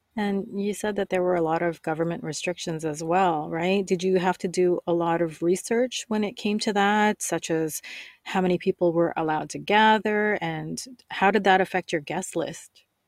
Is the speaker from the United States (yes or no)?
no; Canada; I'm Canadian and I've lived here all my life